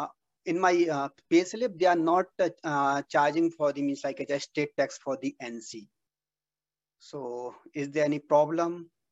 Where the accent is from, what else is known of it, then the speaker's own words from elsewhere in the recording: Jhansi, Uttar Pradesh, India; moved away as an adult; now in United States; I'm from UP, Jhansi.